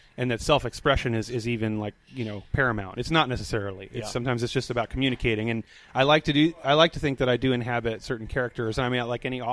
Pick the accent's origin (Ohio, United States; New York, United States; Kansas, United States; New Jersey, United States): New York, United States; New York City; also born or lived in Brooklyn / the South / Lexington, Kentucky; now in Richmond, United States; I grew up on Staten Island, so my parents kind of say coffee and talk and stuff